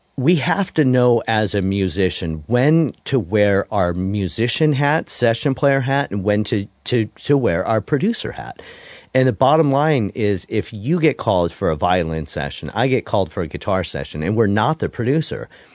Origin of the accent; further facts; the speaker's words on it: Detroit, Michigan, United States; also born or lived in Denton, Texas; now in Nashville, United States; my background growing up in Detroit